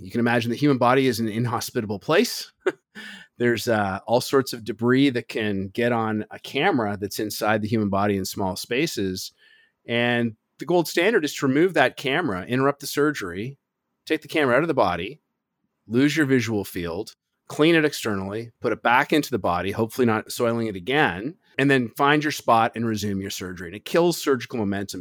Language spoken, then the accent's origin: English; Toronto, Ontario, Canada; moved away; originally, I'm from Toronto